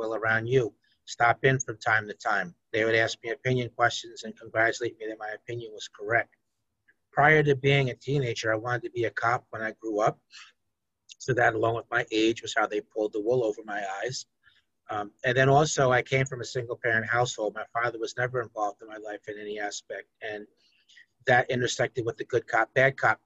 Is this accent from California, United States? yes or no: no; Peekskill, New York, United States; I grew up in Peekskill, which is a middle-class, ethnically diverse place.